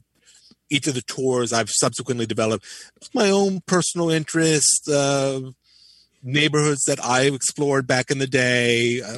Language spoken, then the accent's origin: English; Nyack, New York, United States; moved away as an adult; now in Chelsea, New York City, United States; I was born in, much to my shame, I was born and raised in Nyack, New York.